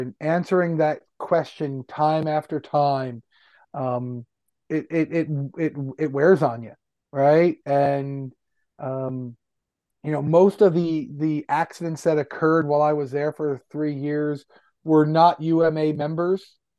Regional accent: Westchester County, New York, United States; moved away as an adult; also born or lived in Yonkers, New York / Washington, D.C.; I grew up in Westchester County

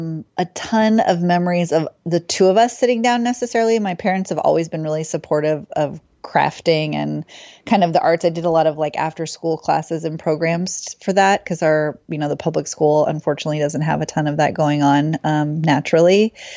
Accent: Oakland, California, United States; Yeah, I am from the Bay Area, from Oakland. So East Bay, for anyone who knows.

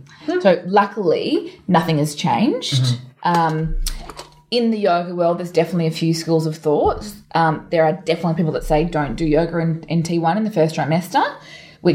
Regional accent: Townsville, Queensland, Australia; now in Melbourne, Australia; I grew up in Townsville

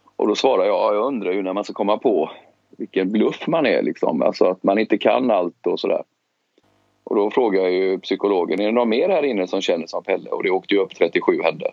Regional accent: Gothenburg, Västra Götaland, Sweden; moved away; also born or lived in Stockholm; jag är uppvuxen i Biskopsgården eh, och växte upp där på 70-talet.

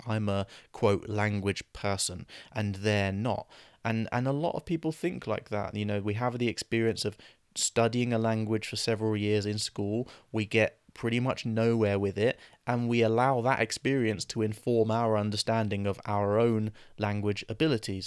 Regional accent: England, United Kingdom; we grow up in England around English speakers

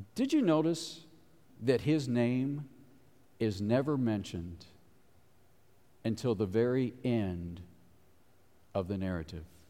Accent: Cincinnati, Ohio, United States; moved away; I grew up in Cincinnati

